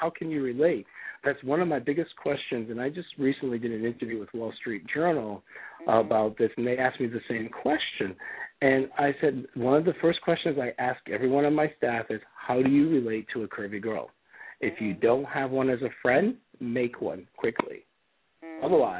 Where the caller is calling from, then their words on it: Ohio, United States; I'm actually calling from Ohio because in the world of travel, my plane got canceled.